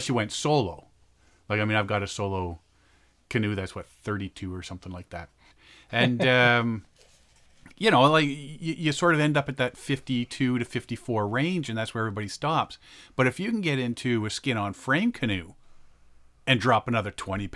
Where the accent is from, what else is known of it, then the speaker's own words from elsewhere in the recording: Canada; as a Canadian